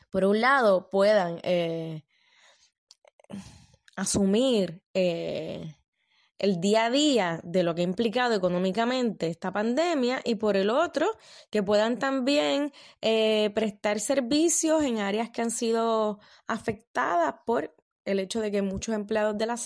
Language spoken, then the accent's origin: Spanish; Puerto Rico; yo pueda volver a mi país de origen. Lo de cerrar la frontera me parece que ahora mismo frente a la pandemia es necesario. A mí me gustaría que en Puerto Rico dejen de recibir turistas